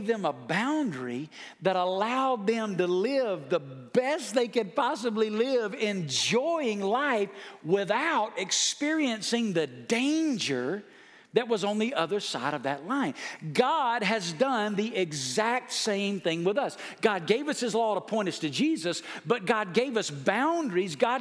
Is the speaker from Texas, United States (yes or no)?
no; Alabama, United States; moved away as an adult; now in Las Vegas, United States; I'm from Alabama.